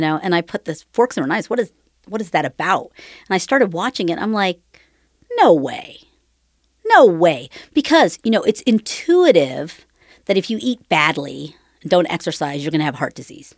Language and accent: English; Cambridge, Ohio, United States; was born and raised in Cambridge, Ohio, which is southeastern Ohio